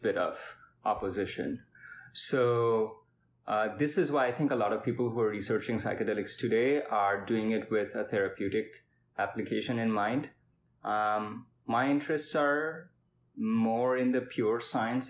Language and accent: English; India; moved away; I am from India, and I am a physics/neuroscience